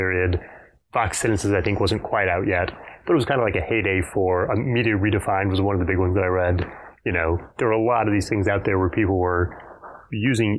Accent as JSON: {"language": "English", "town": "Fort Worth", "region": "Texas", "country": "United States", "tie": "born or raised there", "also_born_or_lived": "Houston, Texas"}